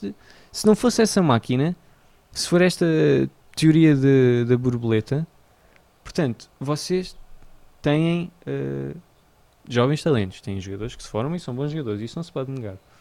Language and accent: Portuguese; Portugal; first language Portuguese; sendo português